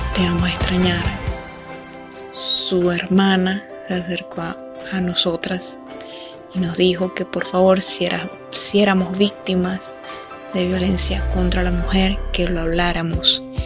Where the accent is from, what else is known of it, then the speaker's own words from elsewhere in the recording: Venezuela; asistí a lo que sería su entierro en mi país, Venezuela.